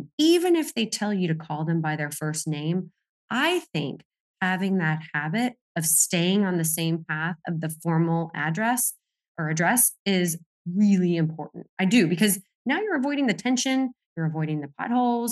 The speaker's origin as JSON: {"language": "English", "region": "Florida", "country": "United States", "tie": "born or raised there", "also_born_or_lived": "Colorado", "said": "I was raised, in Florida, but I'm really from out West in Colorado"}